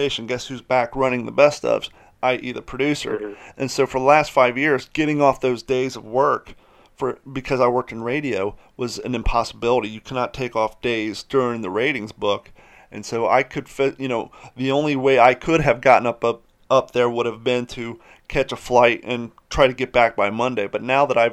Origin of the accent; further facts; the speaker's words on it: Columbus, Ohio, United States; now in Florida, United States; I grew up in Columbus, Ohio